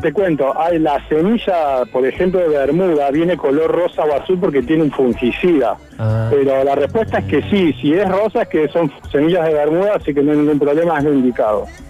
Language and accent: Spanish; Buenos Aires, Argentina; now in Córdoba, Argentina; yo que soy de Buenos Aires